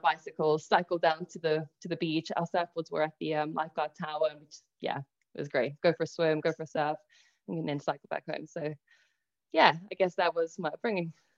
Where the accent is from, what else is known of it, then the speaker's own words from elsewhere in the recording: South Africa; also born or lived in Italy; now in England, United Kingdom; I was born in Italy, I then moved over to South Africa, where I actually had a pretty polarizing upbringing